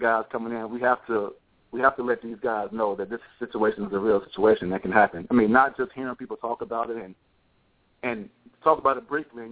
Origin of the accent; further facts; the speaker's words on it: Alabama, United States; my home state of Alabama